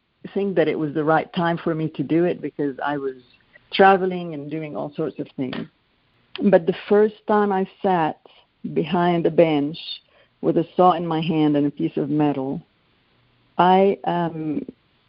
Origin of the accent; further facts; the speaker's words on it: Lebanon; Growing up in Lebanon, all important events in your life are usually celebrated by a gift of jewelry